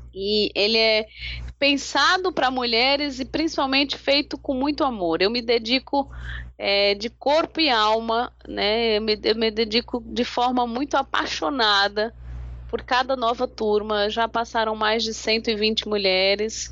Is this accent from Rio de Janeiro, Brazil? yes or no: no; São Paulo, Brazil; moved away as an adult; now in Natal, Brazil; eu sou de São Paulo, uhum. moro em Natal há 20, 20, acho que 23 anos